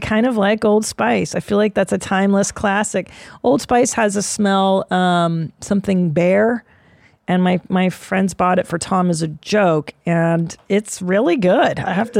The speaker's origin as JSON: {"language": "English", "country": "Sweden", "tie": "born or raised there", "second_language": "English", "said": "I grew up in Sweden with hippie/new-agey parents."}